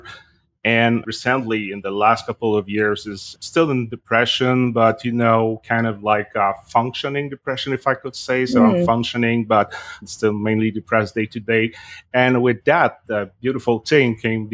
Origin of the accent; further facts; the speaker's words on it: Canada; now in Montreal, Canada; I am a Canadian, a French-Canadian living in Montreal in Canada.